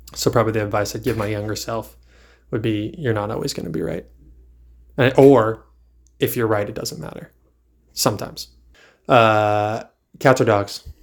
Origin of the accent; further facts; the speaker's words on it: Virginia, United States; now in North Carolina, United States; I grew up in Virginia for the most part